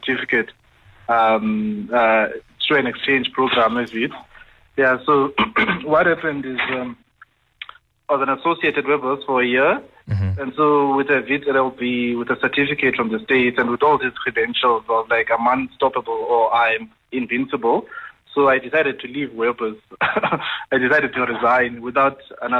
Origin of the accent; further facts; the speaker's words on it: Eastern Cape, South Africa; moved away as an adult; now in Johannesburg, South Africa; I had known that I had to move away from my hometown for me to be successful. That whole thing of let me go to NMMU or Walter Sisulu University